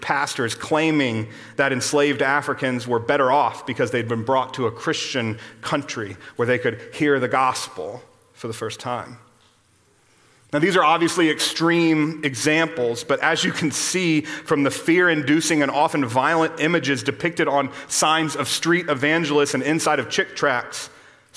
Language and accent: English; Austin, Texas, United States; I grew up here in Austin, just down the road from here